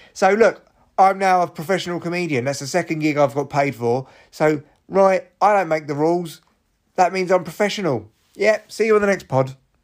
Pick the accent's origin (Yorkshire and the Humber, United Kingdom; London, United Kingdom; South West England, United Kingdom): London, United Kingdom; I was from London